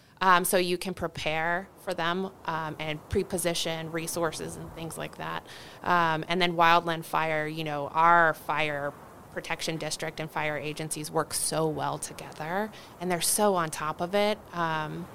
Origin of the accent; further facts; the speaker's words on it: Northern Virginia, United States; now in Washoe County, United States; I'm originally from Northern Virginia